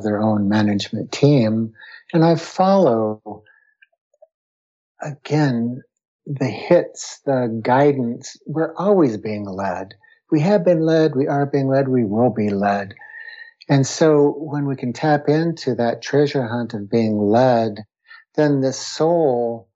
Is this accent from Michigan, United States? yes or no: no; Western Colorado, United States; also born or lived in New Mexico; was born and raised in Western Colorado to deep, wonderful rural roots within nature